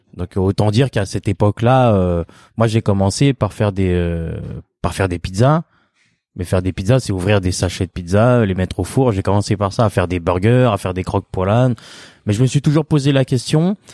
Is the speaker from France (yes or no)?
yes; France; je suis né en France, hein, bien sûr. Je suis d'origine cambodgienne.